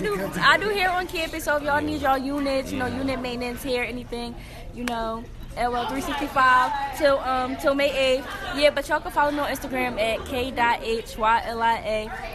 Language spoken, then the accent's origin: English; Philadelphia, Pennsylvania, United States; I'm from Uptown. I'm a freshman here at Bloomsbury University.